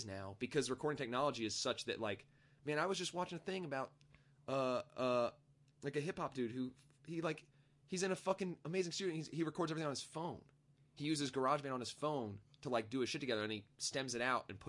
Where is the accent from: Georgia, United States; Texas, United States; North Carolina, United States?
North Carolina, United States; Raleigh; born or raised there; also born or lived in Ohio; now in Greensboro, United States